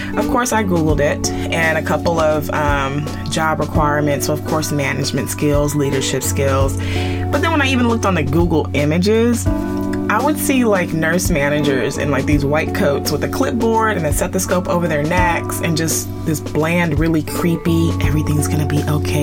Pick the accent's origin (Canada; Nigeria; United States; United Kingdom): Nigeria; I'm Nigerian, the oldest of four